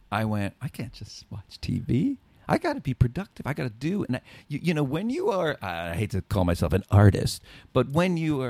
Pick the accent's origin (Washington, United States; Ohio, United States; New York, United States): New York, United States; New York City; moved away; so I grew up in the Bronx, and I understand apartments where if I wanted to get air, it's the fire escape